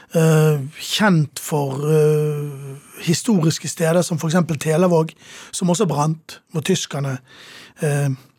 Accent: Sotra, Vestland, Norway; also born or lived in Bergen; now in Oslo, Norway; Da kjøpte mine foreldre hus, bygget hus, på den ganske store øyen

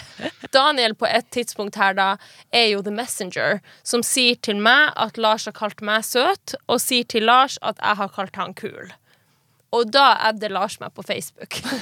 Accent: Finnmark, Norway; moved away as an adult; also born or lived in Kautokeino / Tana; der jeg kommer fra, i Finnmark og de småbygdene i Finnmark

